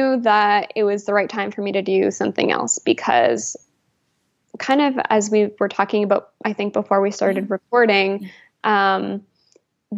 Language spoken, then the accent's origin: English; Alberta, Canada; moved away as an adult; also born or lived in New Brunswick; I'm originally from Alberta